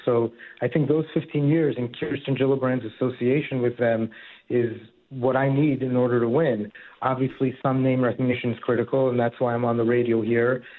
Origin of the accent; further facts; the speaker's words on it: New York City, New York, United States; moved away as an adult; now in Harrison, United States; I grew up in Queens near St. John's, and now I live up in Harrison in uh, Westchester County